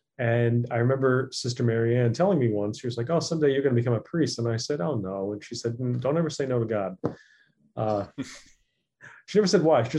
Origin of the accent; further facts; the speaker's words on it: Cliffside Park, New Jersey, United States; Grew up in Cliffside Park, New Jersey. So not all that far from Ramsey. So I'm a local boy from North Jersey.